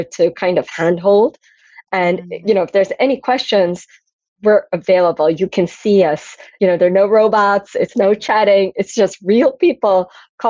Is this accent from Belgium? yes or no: yes; Antwerp, Flanders, Belgium; I grew up in Belgium, Antwerp, center of the diamond world.